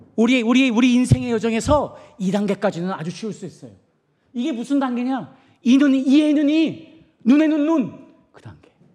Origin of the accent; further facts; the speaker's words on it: South Korea; moved away; 저는 한국 사람으로서